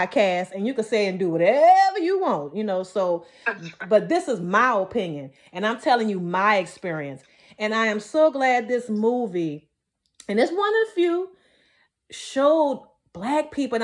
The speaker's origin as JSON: {"language": "English", "region": "the South", "country": "United States", "tie": "born or raised there", "said": "I grew up in the South and Georgia had some time in the South as well, but I pretty much grew up in the South"}